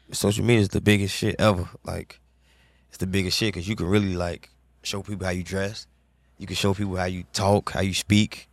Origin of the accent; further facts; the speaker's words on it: Chicago, Illinois, United States; growing up in Chicago